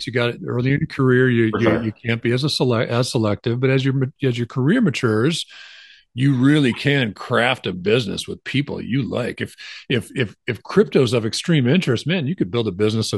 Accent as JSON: {"language": "English", "region": "Wisconsin", "country": "United States", "tie": "born or raised there", "said": "I grew up knowing Kiwanis in Wisconsin"}